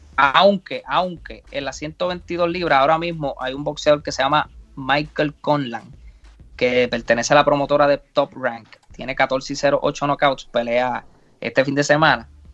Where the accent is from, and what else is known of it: Puerto Rico